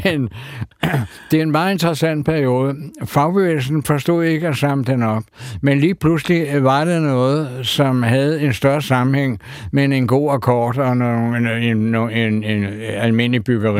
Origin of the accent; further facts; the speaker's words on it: Copenhagen, Capital Region of Denmark, Denmark; da jeg var dreng og boede i Sydhavnen